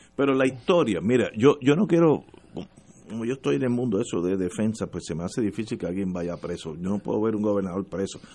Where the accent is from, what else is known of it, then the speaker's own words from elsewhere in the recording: Puerto Rico; nosotros, Puerto Rico